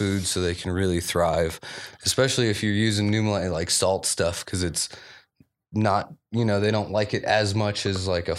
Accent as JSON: {"language": "English", "region": "East Coast", "country": "United States", "moved": "yes", "lives_now": "Colorado, United States", "said": "I'm from the East Coast"}